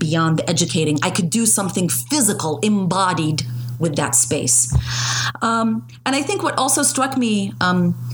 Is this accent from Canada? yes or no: no; Jordan; moved away; I was born in Jordan to Palestinian parents who became refugees in 1967